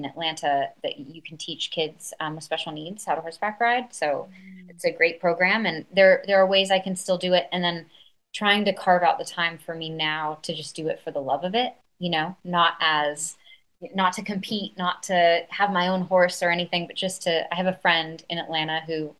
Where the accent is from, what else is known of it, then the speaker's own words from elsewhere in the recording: London, United Kingdom; I think one thing that I loved about growing up in London, I went to a school that people didn't stay for a very long time.